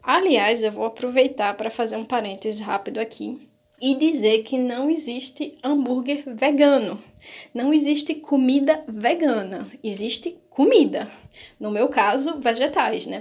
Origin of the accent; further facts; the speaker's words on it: Northeast Region, Brazil; eu sou nordestina